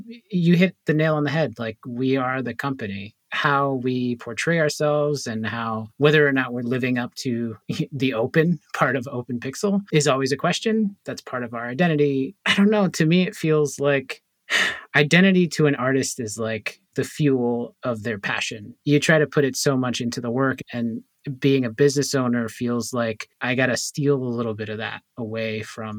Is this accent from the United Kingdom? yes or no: no; Puerto Rico; I'm from Puerto Rico. I'm Puerto Rican, but I grew up in sort of a mostly African-American community. And then I moved out to a mostly white community.